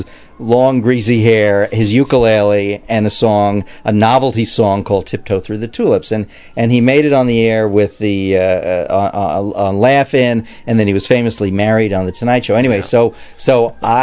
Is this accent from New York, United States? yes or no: yes; New York City, New York, United States; I grew up in Queens, Glendale, Queens, New York